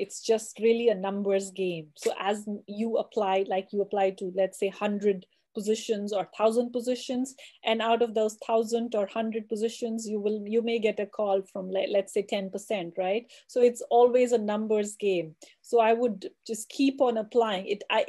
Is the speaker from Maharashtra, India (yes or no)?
no; Jammu and Kashmir, India; Oh, so it's I'm originally from Kashmir. So Kashmir is in north of India and south of Pakistan. So it's a valley which is surrounded by the Himalayas mountains.